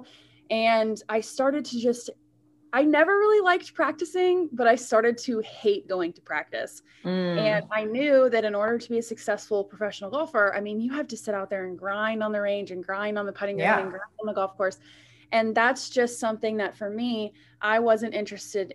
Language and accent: English; Florida, United States; I'm from Florida